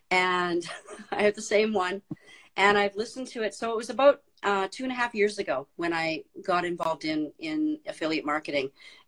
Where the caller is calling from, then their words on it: Cold Lake, Alberta, Canada; I'm coming in from Cold Lake, Alberta, Canada.